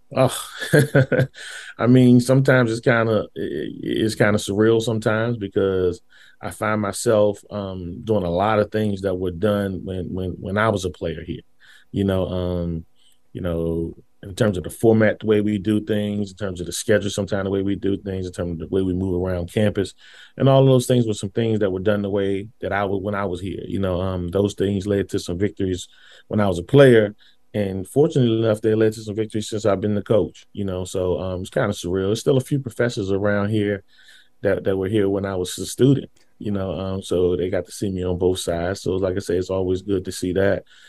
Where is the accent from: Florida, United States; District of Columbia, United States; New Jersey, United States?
District of Columbia, United States; Washington; I went to Ballou High School